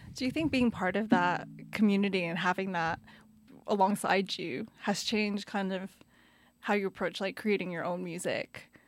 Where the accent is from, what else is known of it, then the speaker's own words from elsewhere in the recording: Canada; moved away; also born or lived in United Kingdom; even coming from the U K, growing up in Canada